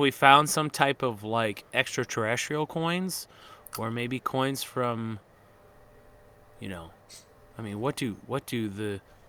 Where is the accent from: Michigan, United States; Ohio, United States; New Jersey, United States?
Michigan, United States; moved away as an adult; also born or lived in Las Vegas, Nevada; now in Utah, United States; Growing up in Michigan